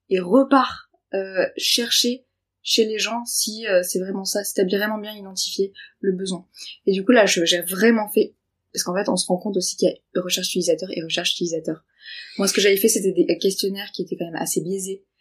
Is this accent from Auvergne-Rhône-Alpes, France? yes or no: no; Nice, Provence-Alpes-Côte d'Azur, France; accent: Niçois; Euh, ah, je vois, j'ai l'accent niçois, pardon.